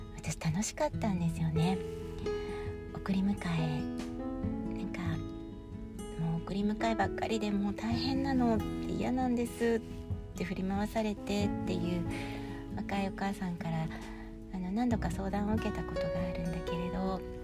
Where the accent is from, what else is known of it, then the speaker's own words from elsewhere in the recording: Honshu, Japan; moved away as an adult; now in Sapporo, Japan; 私はやっぱり本州で生まれ育って